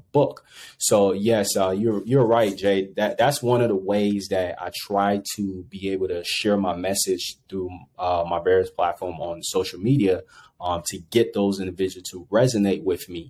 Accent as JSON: {"language": "English", "town": "Monrovia", "region": "Montserrado", "country": "Liberia", "tie": "born or raised there", "also_born_or_lived": "Ivory Coast", "moved": "yes", "lives_now": "United States", "said": "originally I grew up in Monrovia, Liberia"}